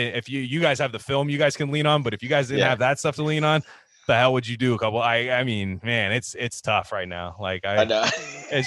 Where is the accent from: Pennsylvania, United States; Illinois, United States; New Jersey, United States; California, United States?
California, United States; Bay Area; I grew up in the Bay Area